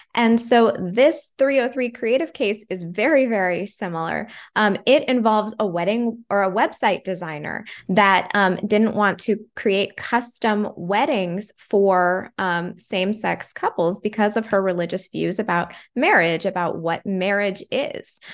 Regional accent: California, United States; growing up in California

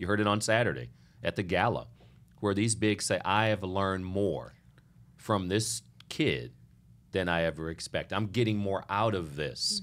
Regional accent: Lincoln, Nebraska, United States; I was born in Lincoln, Nebraska

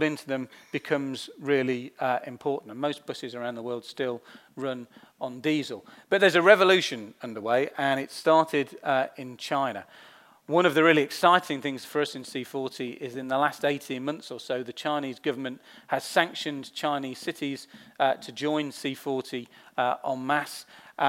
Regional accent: London, United Kingdom; for me as a Londoner

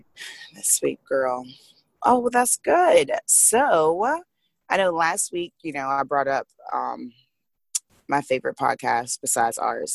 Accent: South Carolina, United States; now in Florida, United States; I grew up in South Carolina

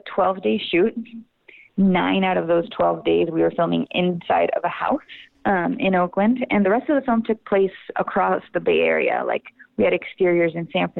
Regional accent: La Paz, Bolivia; moved away as an adult; also born or lived in Austin, Texas; now in United States; I'm originally from La Paz, Bolivia. So I moved to the United States to study theater in college

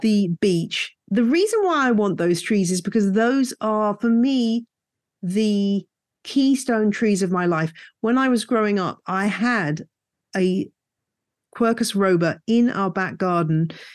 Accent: United Kingdom; moved away as an adult; also born or lived in West Country, United Kingdom / Louisiana, United States; now in Bedfordshire, United Kingdom; I grew up in the Chilterns

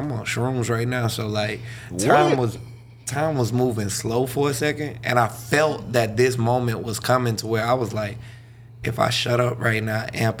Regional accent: the South, United States; I'm from the South, man.

